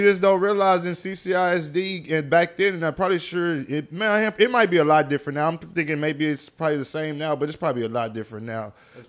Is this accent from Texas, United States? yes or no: yes; Corpus Christi, Texas, United States; I come from West Oso. West Oso is almost like the hood school, like, stick to the code type shit.